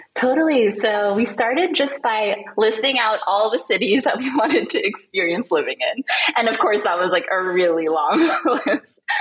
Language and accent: English; Manila, Metro Manila, Philippines; moved away as an adult; also born or lived in Southern California, United States / San Francisco Bay Area, United States; now in Lisbon, Portugal; when I was five years old, my family moved to Manila, Philippines, which is where we're originally from. So I pretty much grew up there